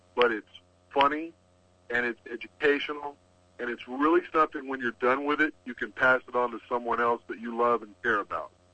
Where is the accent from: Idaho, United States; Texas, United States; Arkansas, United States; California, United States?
Texas, United States; I'm from Texas